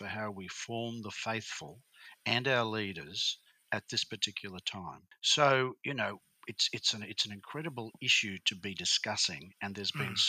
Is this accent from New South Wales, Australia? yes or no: no; Brisbane, Queensland, Australia; also born or lived in Bundaberg; Well, I am firstly a Queenslander. I was born in Brisbane. I was raised in Bundaberg and Brisbane in Queensland.